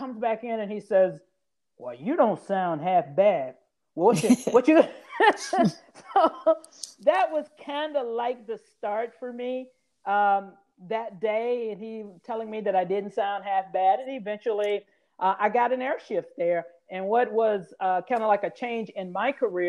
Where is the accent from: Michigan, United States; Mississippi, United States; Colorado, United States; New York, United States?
Mississippi, United States; Grenada; I'm from Grenada, Mississippi, small town about the size of my kitchen here.